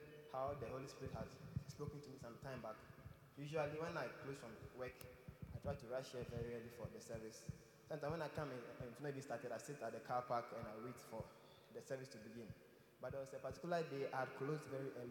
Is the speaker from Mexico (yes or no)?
no; South Africa; I'm from South Africa